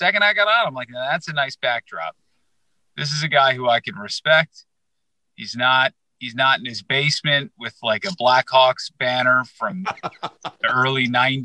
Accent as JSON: {"language": "English", "country": "United States", "tie": "born or raised there", "moved": "yes", "lives_now": "Chicago, United States", "said": "I grew up in the New York market"}